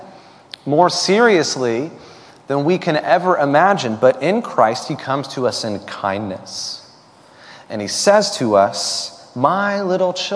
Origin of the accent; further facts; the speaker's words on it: Florida, United States; when I was 10 or 11 years old, growing up in Florida